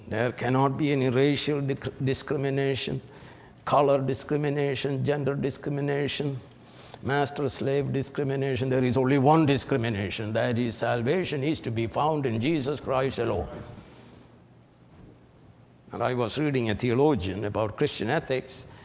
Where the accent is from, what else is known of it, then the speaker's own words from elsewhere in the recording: India; moved away; I was brought up in Syrian Orthodox Church. They are the Brahmins in India